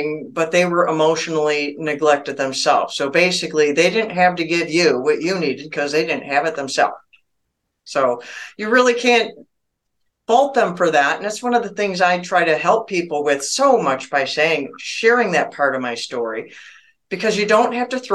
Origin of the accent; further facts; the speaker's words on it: Michigan, United States; also born or lived in Arizona; I was born and raised in Michigan, still live there now. I've lived here almost my whole life.